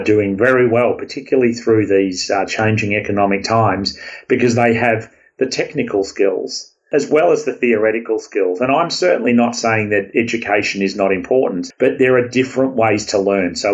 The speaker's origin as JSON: {"language": "English", "country": "Australia", "accent": "Aussie", "moved": "yes", "lives_now": "California, United States", "said": "my Aussie accent"}